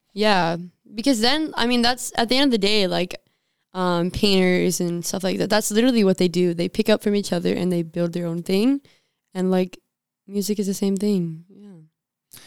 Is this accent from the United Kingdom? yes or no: no; Southern, United States; accent: Southern twang; my little Southern twang